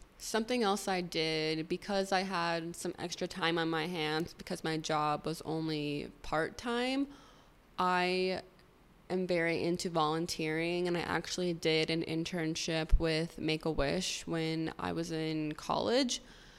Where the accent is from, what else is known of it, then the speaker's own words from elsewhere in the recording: Arizona, United States; moved away; But it was really hard because I came from Arizona where it's sunny 24/7, the sky is blue, to living somewhere where it's raining all the time